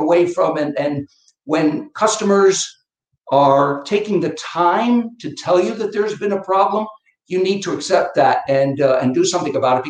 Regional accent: Connecticut, United States; also born or lived in Boston; I come from Connecticut, up in New England.

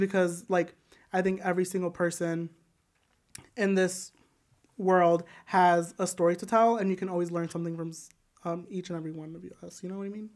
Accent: Joliet, Illinois, United States; I am from Joliet, Illinois

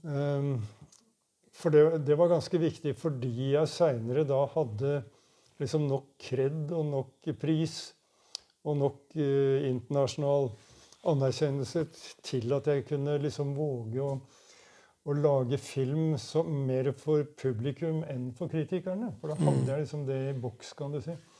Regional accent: Oslo, Norway; Jeg kom i hvert fall fra Furuset, eh, østkanten i Oslo. Og der var det, allerede når jeg var ganske liten, så var det allerede et veldig sterkt hockeymiljø.

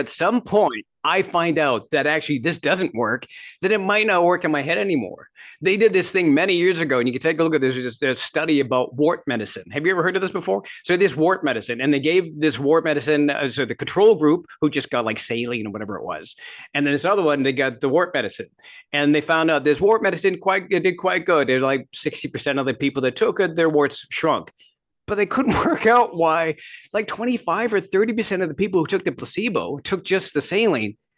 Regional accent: Midwest, United States; also born or lived in Canada; I grew up in Canada and I grew, uh, ended up, uh, for the most part, my formative years, my teenage years and that sort of thing in the Midwest.

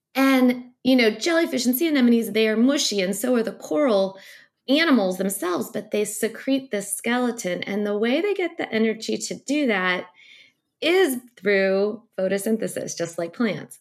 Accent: St. Louis, Missouri, United States; I grew up very landlocked in Saint Louis, Missouri.

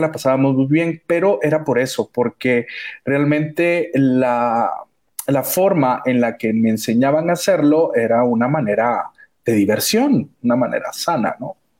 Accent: Guatemala; somos guatemaltecos

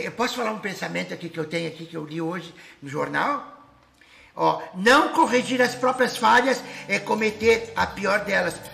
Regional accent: Pelotas, Rio Grande do Sul, Brazil; Ah, meu time, eu sou lá de Pelotas, né?

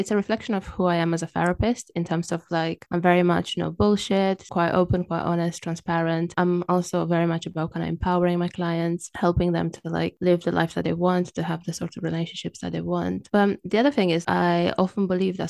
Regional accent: Romania; English is a second language; moved away as an adult; now in London, United Kingdom; as you can tell from my accent, I wasn't born in the UK. I'm originally from Romania and I've lived in the UK for about 16, 17 years

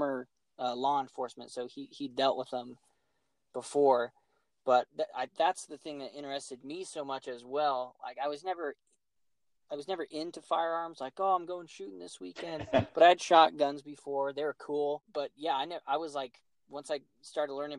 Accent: Colorado, United States; I was born in Colorado

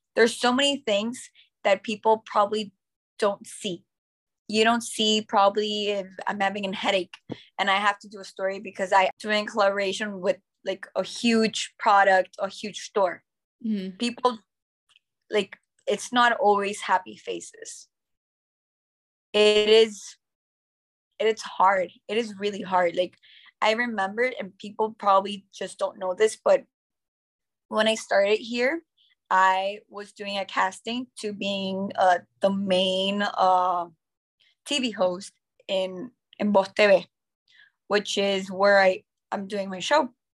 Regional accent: Nicaragua; first language English; also born or lived in United States; I've been my whole life here in Nicaragua in an American school

